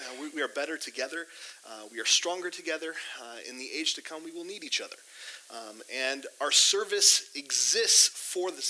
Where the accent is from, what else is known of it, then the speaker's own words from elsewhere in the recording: Sao Paulo, Brazil; I grew up in Sao Paulo, Brazil. My mom and dad do church planting. They currently live in Portugal. My brother and sister live down in Brazil.